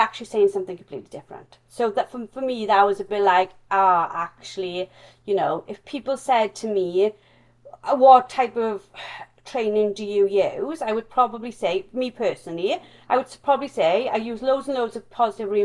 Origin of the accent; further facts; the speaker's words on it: Wales, United Kingdom; accent: strong Welsh; my strong Welsh accent